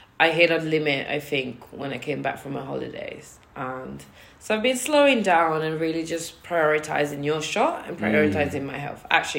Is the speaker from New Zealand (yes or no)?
no; Jamaica; I invited Leslie on Jamaican Independence Day. I'm Jamaican.